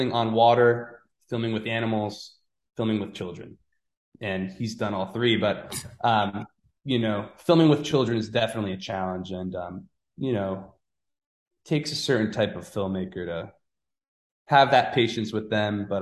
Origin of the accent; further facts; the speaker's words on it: Norwalk, Connecticut, United States; also born or lived in New York; when I was a kid, when I was growing up in Norwalk